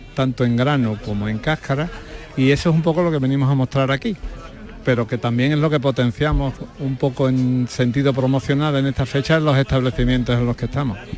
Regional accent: Lora del Río, Andalusia, Spain; Estamos en Lora

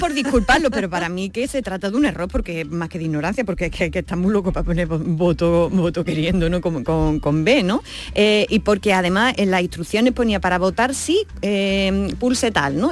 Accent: Andalusia, Spain

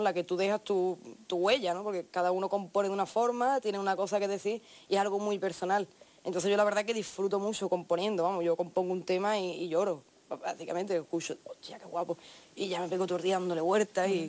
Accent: La Línea de la Concepción, Andalusia, Spain; de donde yo vengo, de la línea de la Concepción

